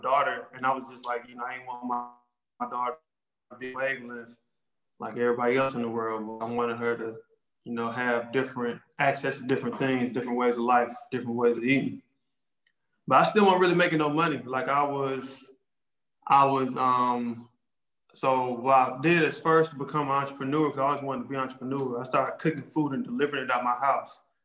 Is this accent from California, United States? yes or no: no; Charlotte, North Carolina, United States; I live in Charlotte, North Carolina. I'm from Charlotte